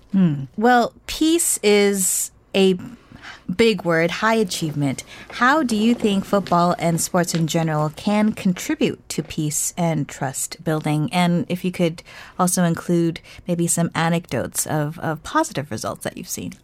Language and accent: English; United States; as an American